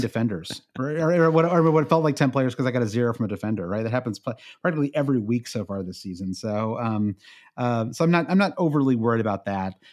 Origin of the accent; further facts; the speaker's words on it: United States; as an American